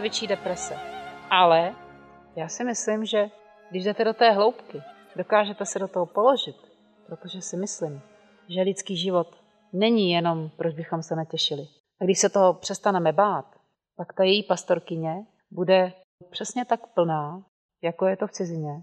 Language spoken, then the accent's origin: Czech; Czechia